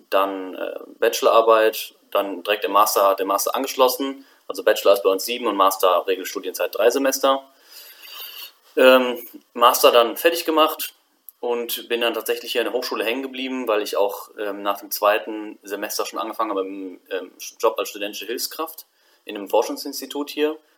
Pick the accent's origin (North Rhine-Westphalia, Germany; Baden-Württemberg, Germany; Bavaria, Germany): North Rhine-Westphalia, Germany; Bonn; now in Aachen, Germany; ich bin jetzt 25, ich komme ursprünglich aus Bonn, also bin da geboren und aufgewachsen. Dann äh, nach dem Abitur bin ich rüber nach Aachen